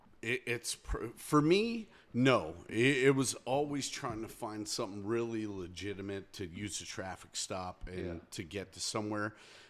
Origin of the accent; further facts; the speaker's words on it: Pennsylvania, United States; so I'm from Pennsylvania, moved out here.